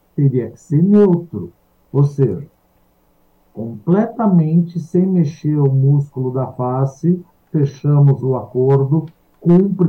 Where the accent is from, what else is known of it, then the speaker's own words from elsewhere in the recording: Brazil; nós somos brasileiros